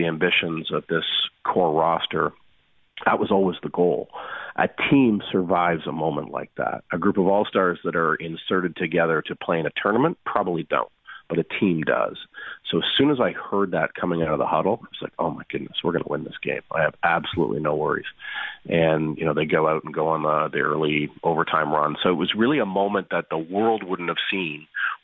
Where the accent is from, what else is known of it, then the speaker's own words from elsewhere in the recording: Canada; as a Canadian